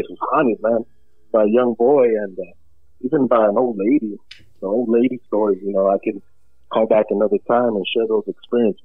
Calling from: Bakersfield, California, United States; I'm calling from Bakersfield

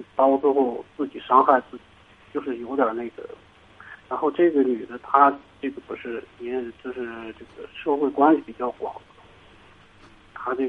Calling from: Inner Mongolia, China; 啊、我是内蒙

